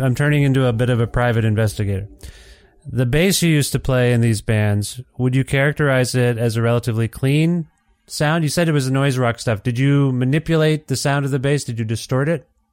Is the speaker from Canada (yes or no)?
yes; Ontario, Canada; I'm from Ontario originally